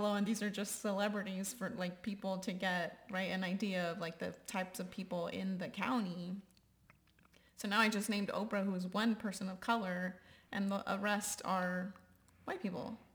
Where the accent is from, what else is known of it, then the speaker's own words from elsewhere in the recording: Texas, United States; I always say generation Texan